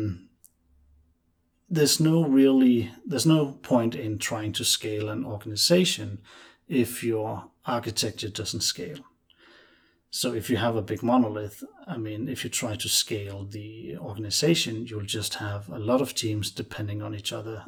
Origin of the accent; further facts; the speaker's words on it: Denmark; I'm from Denmark.